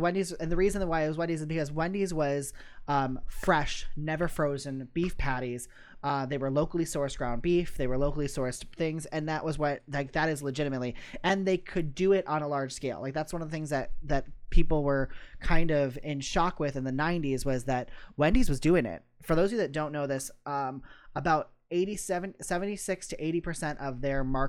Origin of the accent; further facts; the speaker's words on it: Midwest, United States; We are from the Midwest